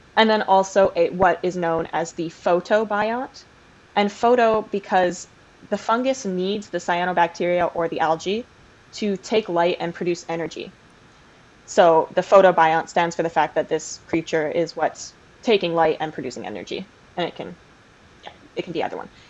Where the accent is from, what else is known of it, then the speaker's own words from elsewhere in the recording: Canada; I am Canadian